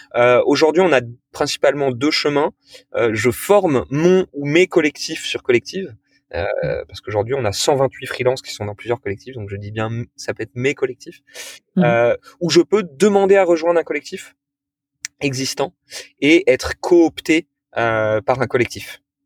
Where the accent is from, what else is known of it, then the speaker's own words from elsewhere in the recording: Toulon, Provence-Alpes-Côte d'Azur, France; j'ai grandi à Toulon